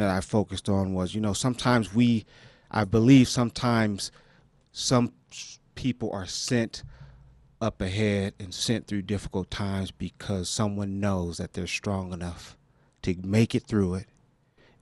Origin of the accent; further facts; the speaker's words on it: Los Angeles, California, United States; I was born and raised in South Central L.A., two blocks from where Stan Tukey Williams and Raymond Washington